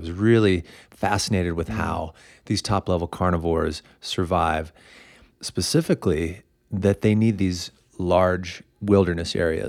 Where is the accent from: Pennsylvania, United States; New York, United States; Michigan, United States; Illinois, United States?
Illinois, United States; also born or lived in Indiana; now in Boulder, United States; From Illinois. I'm from Indiana.